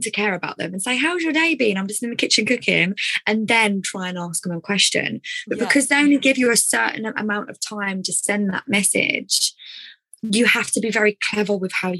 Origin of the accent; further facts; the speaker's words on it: Essex, East of England, United Kingdom; accent: Essex; my Essex accent